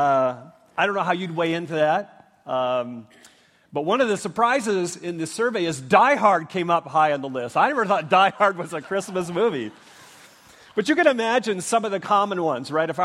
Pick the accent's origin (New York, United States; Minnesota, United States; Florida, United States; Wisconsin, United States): Minnesota, United States; now in Leawood, United States; I grew up in Minnesota